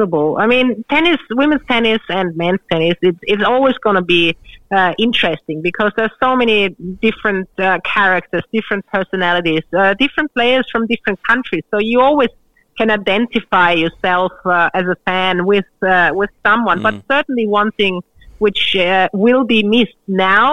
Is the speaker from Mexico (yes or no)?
no; Australia; being an Australian